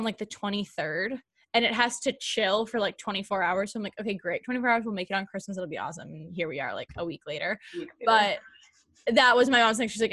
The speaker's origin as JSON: {"language": "English", "region": "East Coast", "country": "United States", "said": "we're from the East Coast"}